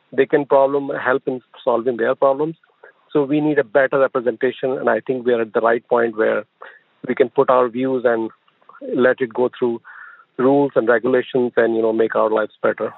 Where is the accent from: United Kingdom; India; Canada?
India; moved away as an adult; now in United States; I come from India. I came here, yeah, like twenty years ago